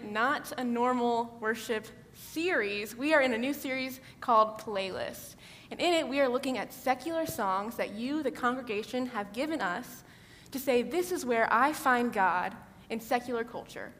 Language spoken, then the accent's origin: English; Georgetown, Texas, United States; I'm from Georgetown, Texas, just outside Austin